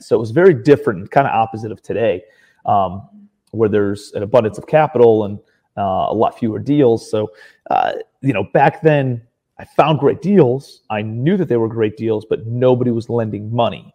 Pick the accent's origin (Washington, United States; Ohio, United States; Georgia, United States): Ohio, United States; Cleveland; moved away as an adult; also born or lived in New York City / Charleston, South Carolina, United States; I'm from Ohio originally, Cleveland, Ohio